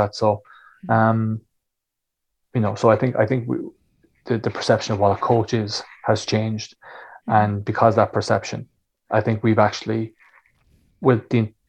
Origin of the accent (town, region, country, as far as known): Ireland